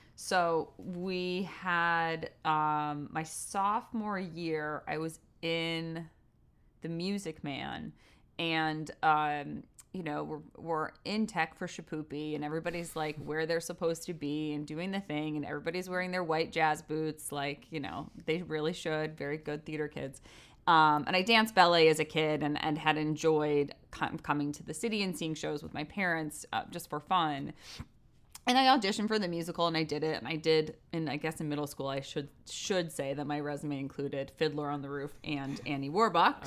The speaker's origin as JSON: {"language": "English", "town": "Westport", "region": "Connecticut", "country": "United States", "tie": "born or raised there", "also_born_or_lived": "New York", "moved": "yes", "said": "I grew up in Westport, Connecticut"}